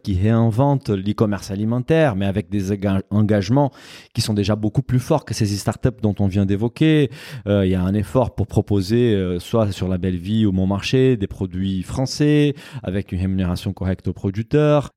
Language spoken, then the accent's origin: French; Brazil; moved away; mon pays d'origine